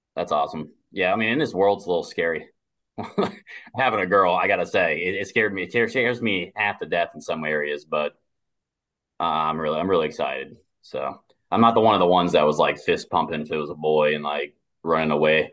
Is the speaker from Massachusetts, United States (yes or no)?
no; South Florida, United States; I'm from South Florida. I'm living in West Palm right now